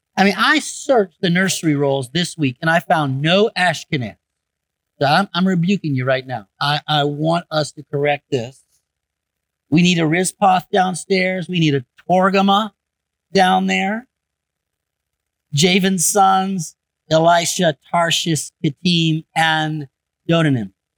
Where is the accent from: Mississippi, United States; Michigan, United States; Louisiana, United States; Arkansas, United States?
Michigan, United States; I grew up in Michigan